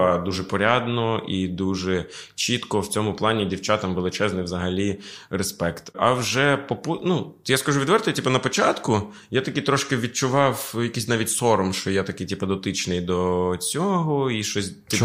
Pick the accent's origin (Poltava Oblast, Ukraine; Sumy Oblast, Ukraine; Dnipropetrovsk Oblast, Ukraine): Sumy Oblast, Ukraine; moved away; я з Сумського краю